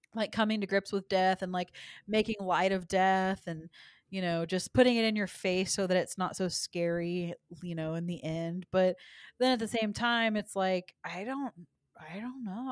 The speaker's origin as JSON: {"language": "English", "town": "Dallas", "region": "Texas", "country": "United States", "tie": "born or raised there", "said": "I'm from Dallas, and we had Six Flags over Texas and Arlington, so that's the one that I grew up"}